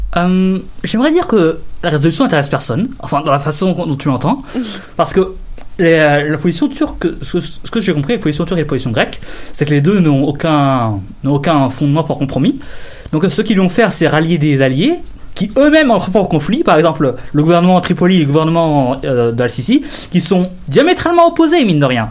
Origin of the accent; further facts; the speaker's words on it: Canada; en tant que Canadien